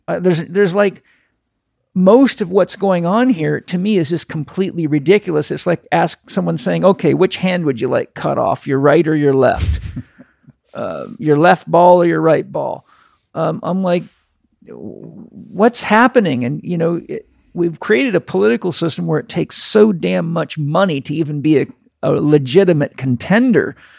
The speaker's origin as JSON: {"language": "English", "country": "Canada", "tie": "born or raised there", "moved": "yes", "said": "I grew up in Canada."}